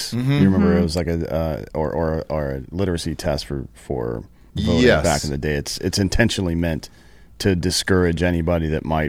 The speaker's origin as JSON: {"language": "English", "region": "South Carolina", "country": "United States", "said": "I'm from the South."}